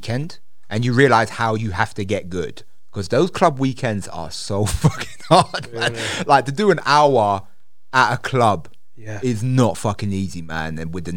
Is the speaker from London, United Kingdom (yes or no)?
yes; London, United Kingdom; I'm from London